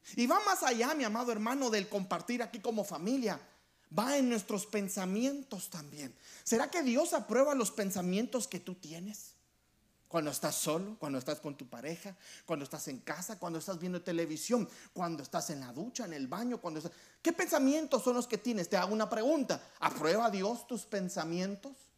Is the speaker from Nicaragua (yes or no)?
no; Guatemala; Yo soy de Guatemala y yo voy a hablar por nosotros los, los chapines, nos dicen a nosotros los guatemaltecos.